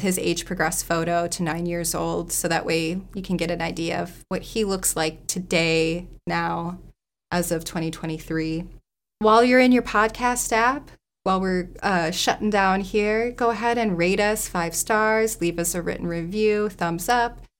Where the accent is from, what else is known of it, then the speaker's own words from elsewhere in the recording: Northwest Indiana, United States; I grew up in Northwest Indiana.